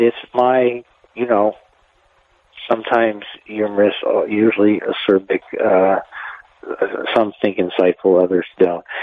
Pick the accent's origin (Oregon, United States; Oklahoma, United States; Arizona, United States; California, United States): Oregon, United States; Cottage Grove; I grew up on the Cottage Grove Ranger District the Umpqua National